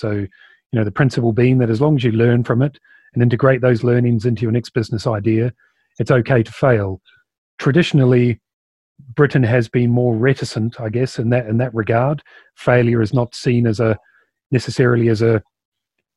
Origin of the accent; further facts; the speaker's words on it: New Zealand; as you can probably pick up, I'm from New Zealand